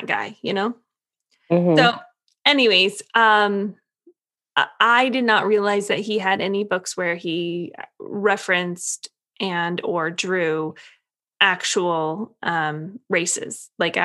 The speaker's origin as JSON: {"language": "English", "country": "United States", "said": "being an American"}